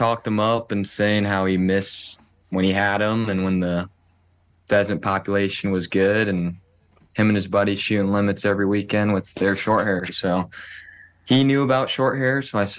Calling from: Cedar Falls, Iowa, United States; I am calling from Cedar Falls, Waterloo area of Iowa, and I run a German short hair pointer.

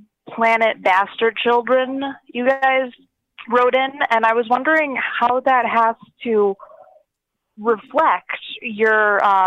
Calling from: Michigan, United States; in Michigan

